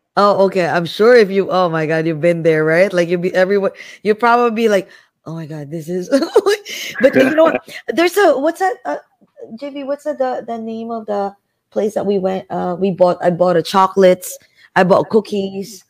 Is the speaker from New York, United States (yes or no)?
no; Jersey City, New Jersey, United States; I'm from Jersey City